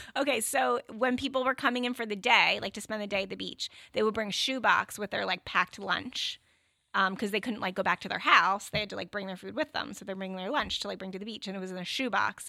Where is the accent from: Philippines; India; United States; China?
United States; New Jersey; now in Connecticut, United States